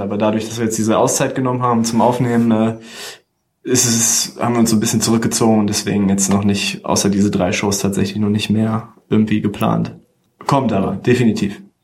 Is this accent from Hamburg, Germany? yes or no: no; Celle, Lower Saxony, Germany; moved away as an adult; also born or lived in Hanover; Und wir kommen ursprünglich aus, aus Celle und gar nicht aus Hannover, sondern aus dem Zeller Umkreis